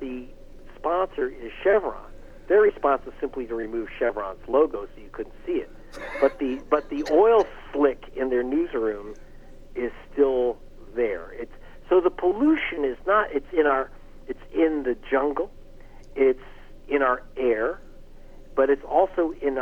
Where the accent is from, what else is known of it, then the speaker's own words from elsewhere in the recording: United States; as an American